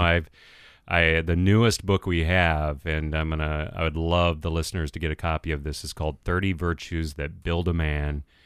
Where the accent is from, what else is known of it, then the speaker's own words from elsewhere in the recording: San Francisco Bay Area, California, United States; now in Minneapolis, United States; I grew up in the San Francisco Bay Area, grew up in a fatherless home